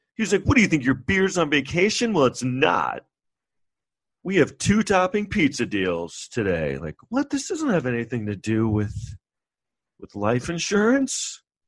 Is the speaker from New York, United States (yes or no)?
yes; New York City, New York, United States; I grew up in New York